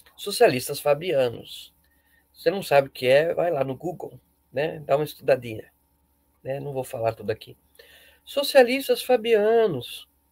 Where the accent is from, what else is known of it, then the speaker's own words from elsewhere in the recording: Brazil; abençoados somos nós brasileiros